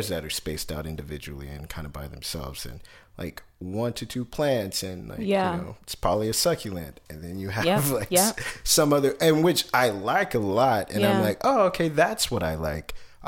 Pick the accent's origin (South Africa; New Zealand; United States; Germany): United States; Kansas City; moved away; I was born in Kansas City